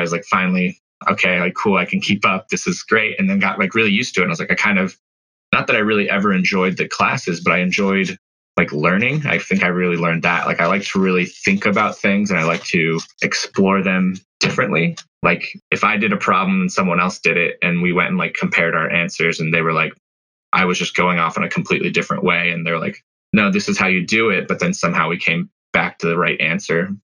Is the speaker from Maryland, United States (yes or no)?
no; Colorado, United States; also born or lived in Arizona; So I moved away from Arizona when I was pretty young. My family moved up to Colorado